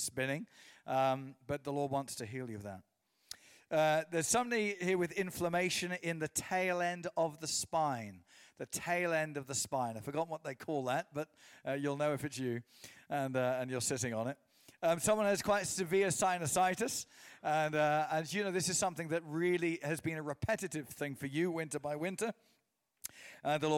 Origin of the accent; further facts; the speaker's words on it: England, United Kingdom; my mum is from Portadown. So I was raised in England